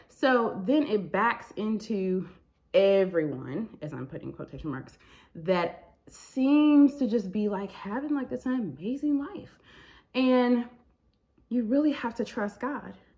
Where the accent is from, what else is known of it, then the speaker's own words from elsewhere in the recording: Michigan, United States; moved away as an adult; I'm from Michigan